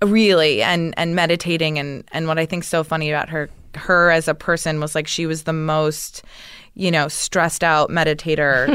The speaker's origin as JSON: {"language": "English", "town": "Scituate", "region": "Massachusetts", "country": "United States", "tie": "born or raised there", "also_born_or_lived": "Vermont"}